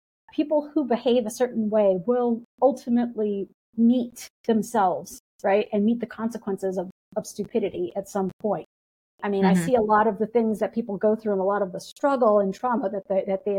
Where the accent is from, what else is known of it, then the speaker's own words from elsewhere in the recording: United States; as an American